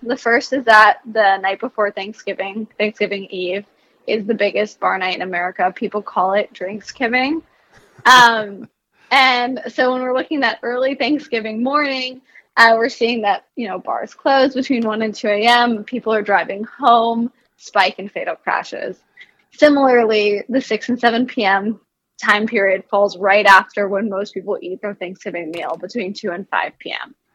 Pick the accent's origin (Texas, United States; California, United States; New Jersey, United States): New Jersey, United States; I'm from New Jersey